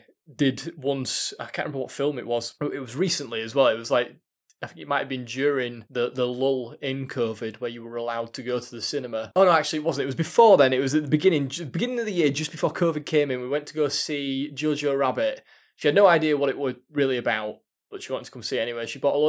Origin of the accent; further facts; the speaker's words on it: Yorkshire and the Humber, United Kingdom; We're from Yorkshire, so when I'm going on wall and people can't understand what I'm saying or whatever